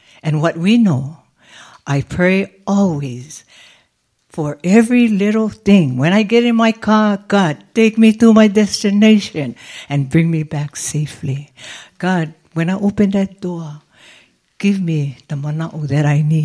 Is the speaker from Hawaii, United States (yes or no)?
yes; Hawaii, United States; now in Las Vegas, United States; We are from Hawaii